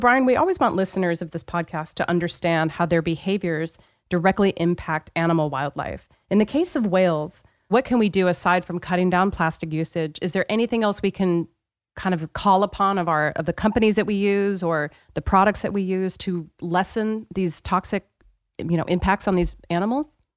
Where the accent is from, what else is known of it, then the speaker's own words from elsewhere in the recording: Pacific Northwest, United States; I'm from the Pacific Northwest, so this was very much a part of where I grew up.